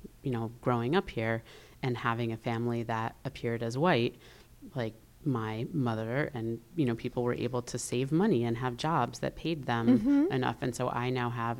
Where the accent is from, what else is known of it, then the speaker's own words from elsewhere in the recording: New Haven, Connecticut, United States; growing up in New Haven in like a city that is predominantly people of color